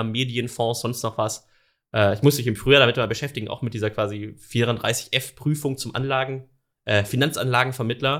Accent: a suburb of Stuttgart, Swabia, Baden-Württemberg, Germany; ich bin gebürtiger Schwabe, also komme mhm. um die quasi aus einem Vorort von Stuttgart

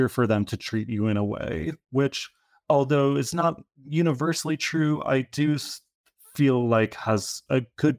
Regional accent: New Rochelle, New York, United States; And I grew up in Rochelle, so like on the border of the Bronx, and spent a few years in California, but then came back to New York and I've been here for quite a long time now.

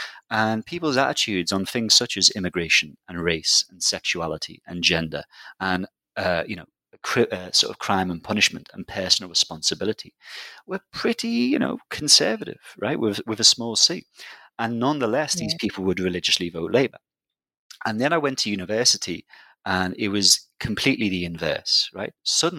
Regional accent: Liverpool, North West England, United Kingdom; I'm from Liverpool, which is a big city in the UK, a big sort of, classic post-industrial city

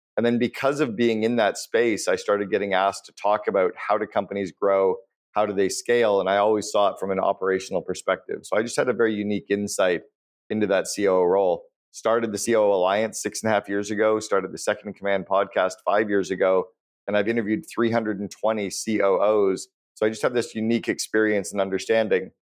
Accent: Canada; When I was growing up in Canada

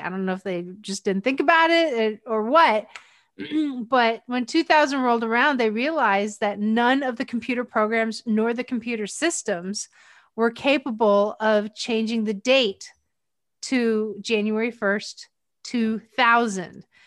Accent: Pennsylvania, United States; also born or lived in Kailua, Hawaii; my hometown is up in Pennsylvania

